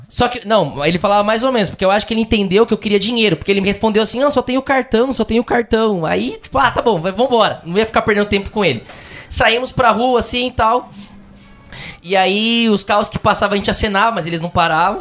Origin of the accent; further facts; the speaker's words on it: Brazil; a gente é do Brasil